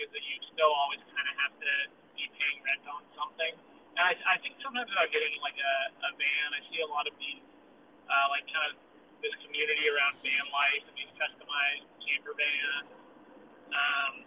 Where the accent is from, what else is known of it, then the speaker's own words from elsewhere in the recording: Reno, Nevada, United States; I am from Reno, Nevada